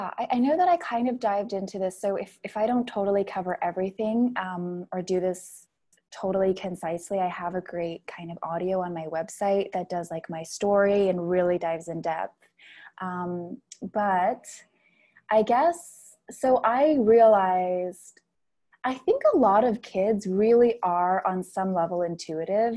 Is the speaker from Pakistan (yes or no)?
no; Philippines; I grew up in the Philippines, which is really Catholic